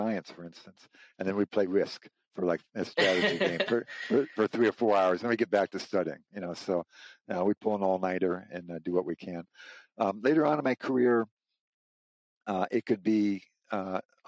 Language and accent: English; St. Louis, Missouri, United States; moved away as an adult; now in Burke, United States; I grew up in St. Louis, Missouri